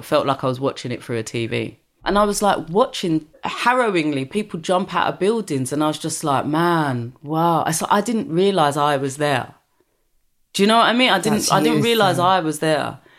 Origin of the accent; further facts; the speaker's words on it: Brixton, London, United Kingdom; But I think I was lucky that I grew up in Brixton, where at the time predominantly black area.